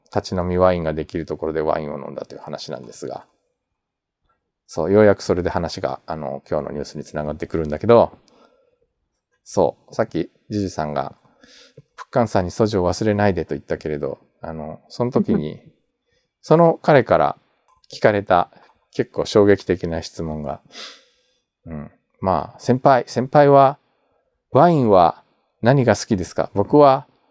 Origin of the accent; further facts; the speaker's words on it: Japan; also born or lived in South Korea; 日本生まれ去年の9月まで韓国住んでました日本人